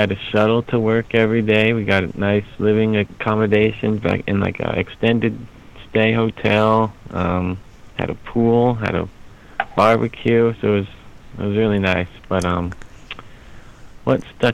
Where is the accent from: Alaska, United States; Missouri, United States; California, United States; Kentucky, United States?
Alaska, United States; Anchorage; moved away as an adult; I was born in Anchorage, born and raised there for 24 years